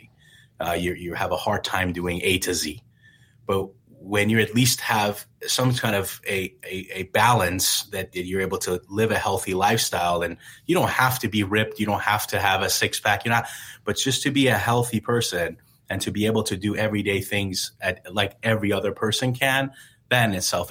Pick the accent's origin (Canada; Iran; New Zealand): Iran; now in United States; growing up in Iran